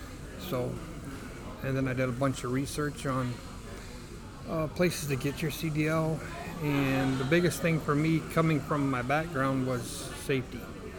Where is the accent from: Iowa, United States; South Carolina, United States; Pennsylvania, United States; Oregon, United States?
Iowa, United States; Riverdale; From a little town called Riverdale, Iowa.